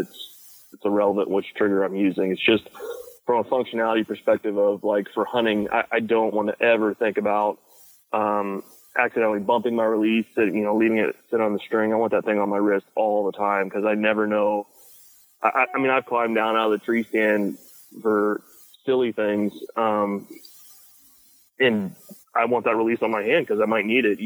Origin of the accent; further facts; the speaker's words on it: Pennsylvania, United States; I grew up in Pennsylvania